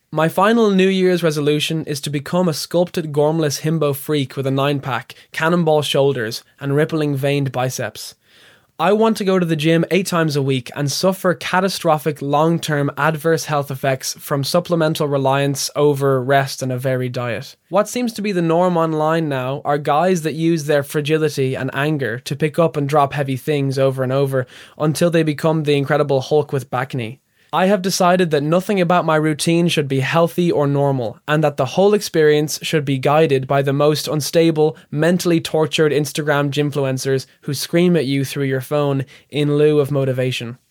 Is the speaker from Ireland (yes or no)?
yes; Ireland; my home country of Ireland